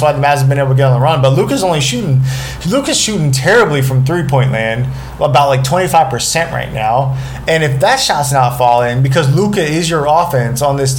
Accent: Kansas, United States; I'm from Kansas.

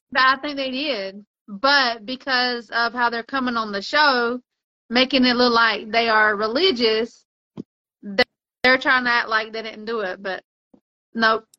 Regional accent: United States; I'm American

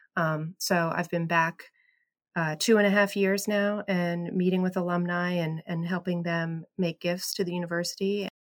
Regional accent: State College, Pennsylvania, United States; I grew up in State College around Penn State

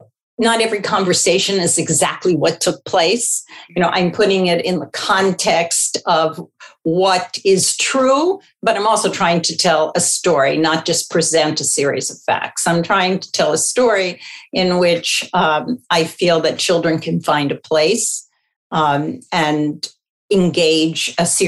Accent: Philadelphia, Pennsylvania, United States; I grew up in Philadelphia, and my ancestry goes back to Russia and the Ukraine.

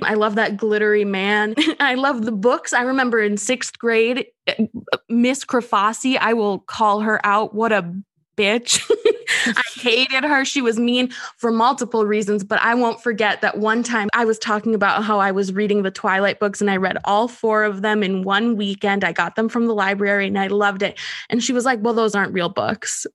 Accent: Minnesota, United States; I'm from Minnesota

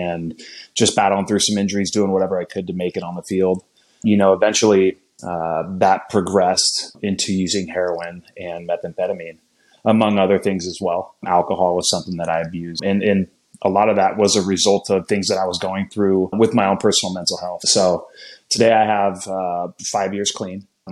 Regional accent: Napa, California, United States; born and raised in Napa, California

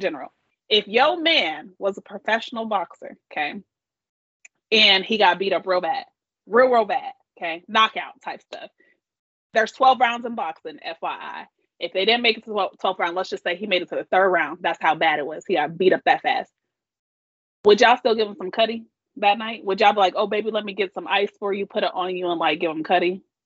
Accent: Kansas, United States; I'm from Kansas

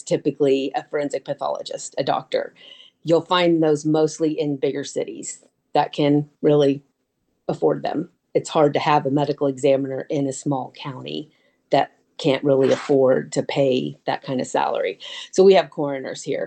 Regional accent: Tolono, Illinois, United States; now in Urbana, United States; I was raised in Tolono

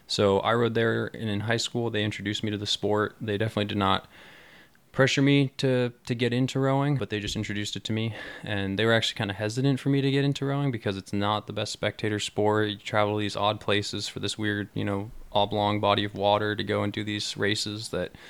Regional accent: Mill Valley, California, United States; Uh, really early on, it was a vehicle that I used to get to and from school just down the road here. I went to Tam Valley Elementary School

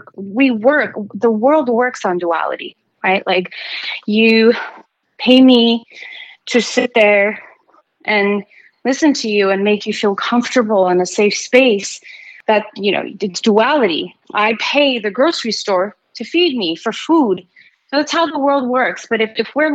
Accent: Armenia; moved away; growing up in Armenia and seeing all the hardship

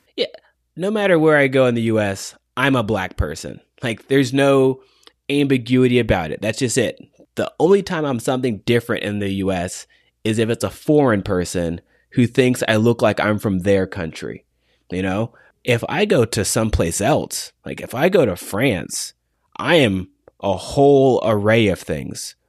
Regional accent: United States; as an American

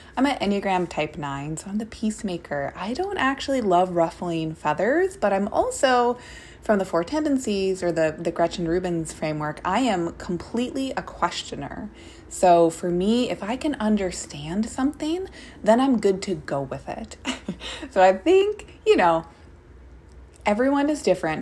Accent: Minnesota, United States; now in Portland, United States; I am a Minnesotan

